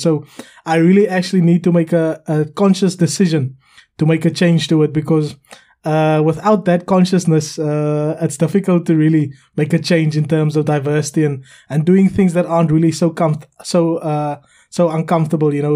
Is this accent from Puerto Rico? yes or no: no; South Africa; now in United Kingdom